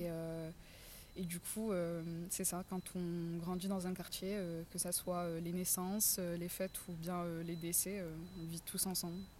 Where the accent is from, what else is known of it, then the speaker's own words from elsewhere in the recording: Marseille, Provence-Alpes-Côte d'Azur, France; moved away as an adult; now in Paris, France; je suis née dans le quartier de la Savine, dans le 15e arrondissement euh, de Marseille. Puis j'ai vécu pendant 11-12 ans de ma vie dans le quartier de la Visitation, dans le 14e arrondissement.